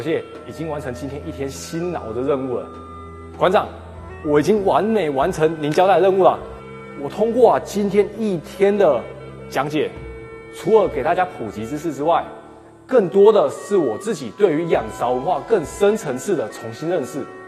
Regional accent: Taiwan; now in Guangzhou, China; 我是来自广州的台湾青年

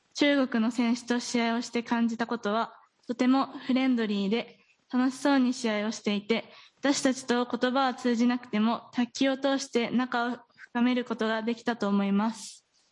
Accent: Gifu, Japan; moved away as an adult; now in Aichi, Japan; 岐阜の富田高校出身

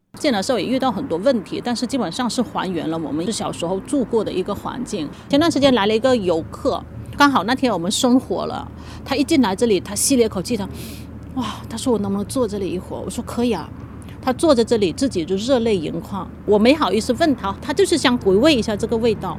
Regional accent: Wuzhishan, Hainan, China; now in Haikou, China; 我们家在五指山，面对着整个原始森林，从小就是感觉整个大山整片田野都是游乐场所

